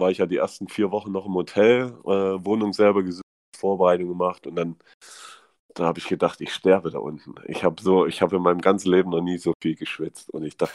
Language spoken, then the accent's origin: German; East Germany, Germany; sprichst nicht mehr wie ein Ossi. also man hört es man hört's mir nicht mehr an, äh, wo ich herkomme.